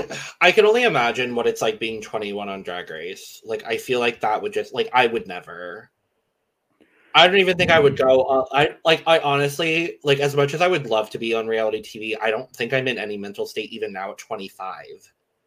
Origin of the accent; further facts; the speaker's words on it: the South, United States; accent: southern; I just lean into my southern accent.